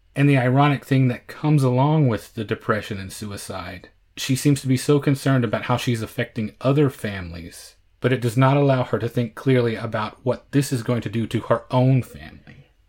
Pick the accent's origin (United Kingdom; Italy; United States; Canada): United States; Oklahoma; born and bred in Oklahoma